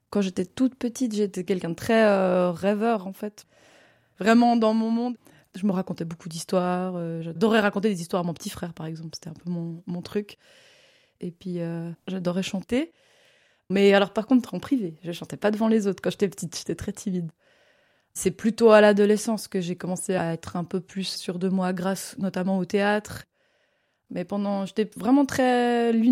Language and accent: French; Morges, Vaud, Switzerland; je suis née à Morges euh, il y a 32 ans et euh, je suis euh, comédienne et musicienne basée dans la région vaudoise mais je travaille pas mal en France aussi.